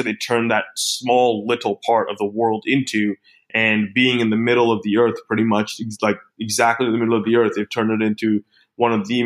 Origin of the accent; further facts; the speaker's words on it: Australia; coming from being an Aussie